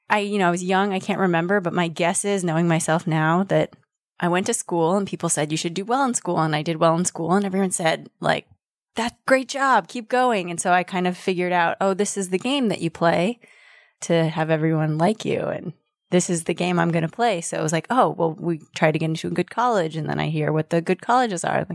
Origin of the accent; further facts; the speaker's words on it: Denver, Colorado, United States; now in Berkeley, United States; Denver, Colorado.